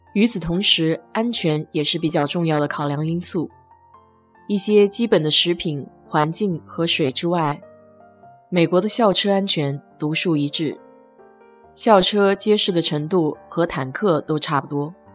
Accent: China; now in Houston, United States; 我们中国人

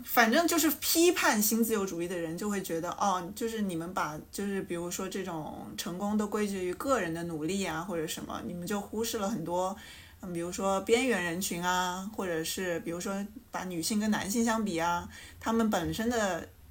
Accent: Changsha, Hunan, China; accent: plastic Mandarin; 这是一档由四个长沙别人发起的塑料普通话播客节目

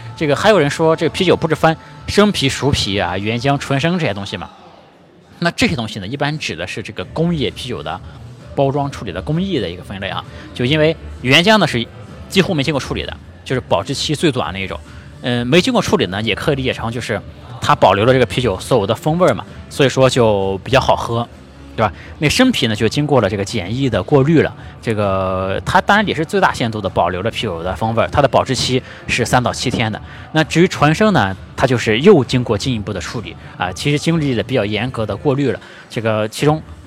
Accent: Shandong, China; moved away; 我是一个山东人

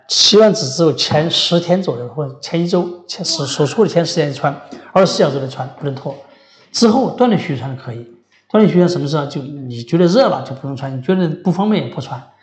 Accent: Sichuan, China; 咱们四川人爱吃猪头肉

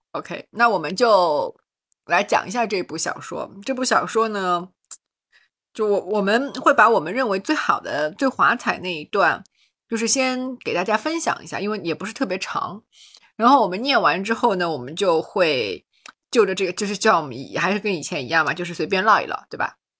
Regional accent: Shanghai, China; born or raised there

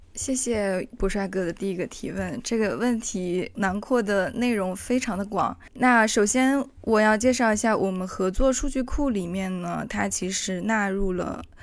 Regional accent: China; now in Amsterdam, Netherlands; 在我们中国人的群体当中

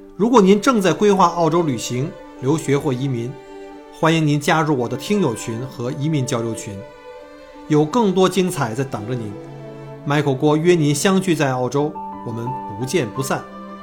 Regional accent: China; now in Australia; 一般我们中国人可能看不上那样的房子

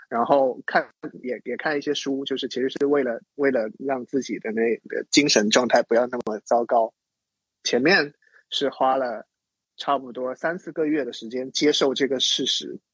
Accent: Zhangzhou, Fujian, China; moved away as an adult; also born or lived in Shanghai; 我就回到我的家乡 福建漳州，在那边治疗了一年

